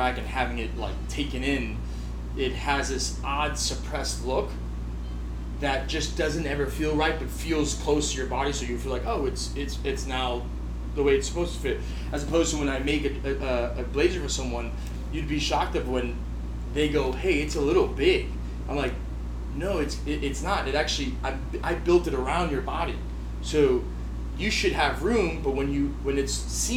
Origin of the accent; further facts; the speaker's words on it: New York City, New York, United States; Born and raised in Williamsburg